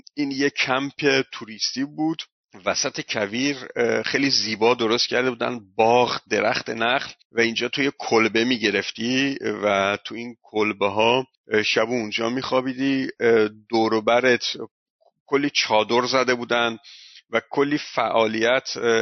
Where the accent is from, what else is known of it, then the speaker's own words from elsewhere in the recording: Iran; ما ایرانی هستیم